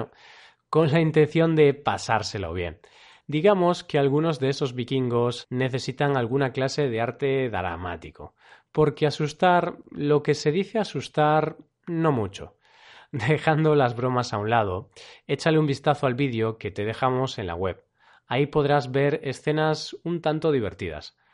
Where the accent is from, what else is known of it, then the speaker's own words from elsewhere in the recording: Galicia, Spain; ya paro que al final se me va a notar mucho que soy de Galicia